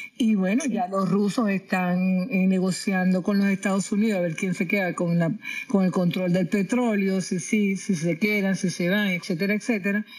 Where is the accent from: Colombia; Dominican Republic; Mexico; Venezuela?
Venezuela; moved away; hace 18 años que yo salí de Venezuela